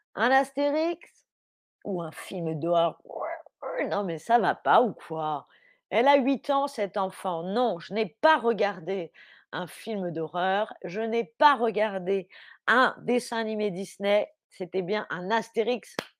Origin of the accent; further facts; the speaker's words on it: France; moved away as an adult; now in Berlin, Germany; je suis française